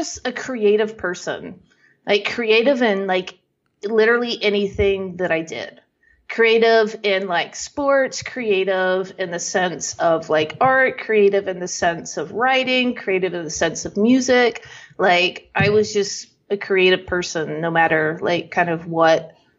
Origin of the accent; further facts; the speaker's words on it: Texas, United States; Yeah. I live like probably the first, I don't want to say first half, but yeah, until my 20s, I was in Texas.